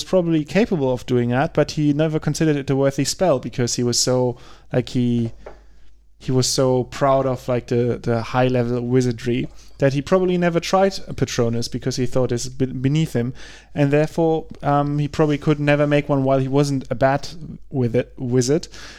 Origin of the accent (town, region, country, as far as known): Germany